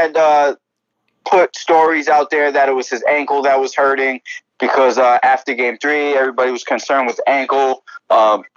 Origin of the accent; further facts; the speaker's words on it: New York City, New York, United States; I'm local, man. I'm in Flushing in my hometown